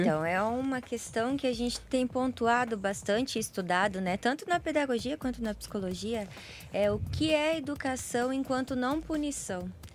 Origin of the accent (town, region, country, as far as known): Brazil